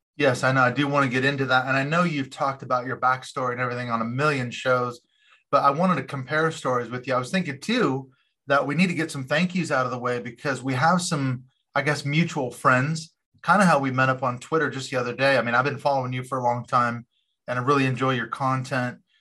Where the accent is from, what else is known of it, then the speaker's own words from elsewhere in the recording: Seattle, Washington, United States; moved away; also born or lived in Portland; I grew up in Seattle